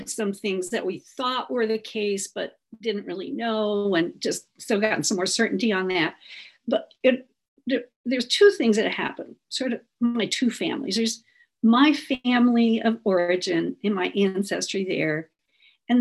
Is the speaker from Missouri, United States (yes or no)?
yes; Southern Missouri, United States; where I grew up in Southern Missouri